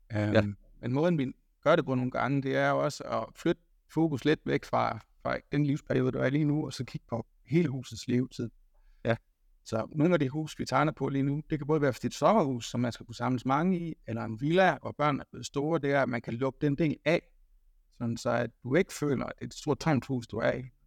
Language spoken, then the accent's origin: Danish; the Marsh, Southern Denmark, Denmark; Nu kommer jeg fra masken af, så, så der kan jeg føle mig hjemme